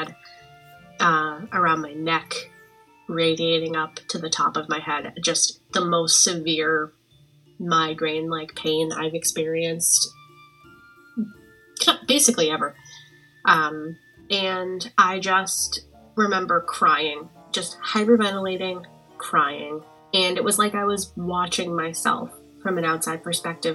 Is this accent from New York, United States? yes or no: no; Boston, Massachusetts, United States; moved away as an adult; now in Connecticut, United States; I am from Boston, Massachusetts, but have been living in Connecticut for the past several years.